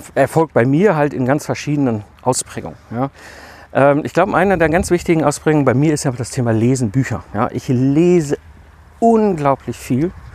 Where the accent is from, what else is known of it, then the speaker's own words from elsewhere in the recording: Ruhr area, North Rhine-Westphalia, Germany; komme ich ja aus dem Ruhrpott zwischen Kohl und Stahl groß geworden in den 80er und 90er Jahren